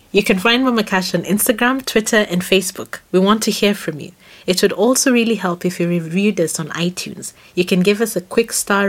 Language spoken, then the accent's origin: English; Kenya; first language Kamba; English is a second language; when I think of the songs that I can sing, for example, in Kamba, which is my first language, they're like three or four, and that's messed up.